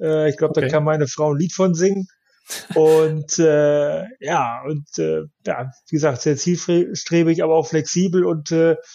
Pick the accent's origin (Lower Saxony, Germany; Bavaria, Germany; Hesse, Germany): Lower Saxony, Germany; Osnabrück; Ja, das ist natürlich äh, meine Geburtsstadt und äh, meine, meine Verwandtschaft wohnt dann noch.